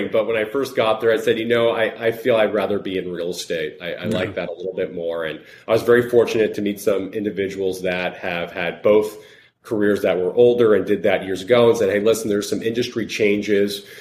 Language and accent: English; Long Island, New York, United States; moved away as an adult; also born or lived in Connecticut; I grew up in Long Island, New York, finished up school